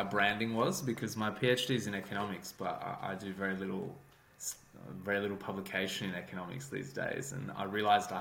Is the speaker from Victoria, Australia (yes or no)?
no; Sydney, New South Wales, Australia; moved away as an adult; also born or lived in Canberra, Australia; now in United Kingdom; I grew up in Sydney in Bondi.